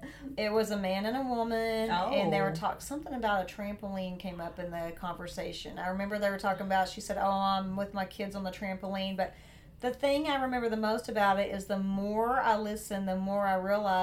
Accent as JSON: {"language": "English", "region": "the South", "country": "United States", "accent": "southern", "said": "my southern accent."}